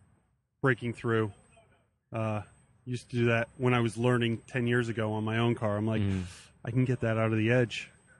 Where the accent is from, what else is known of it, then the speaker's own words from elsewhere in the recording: New Jersey, United States; from New Jersey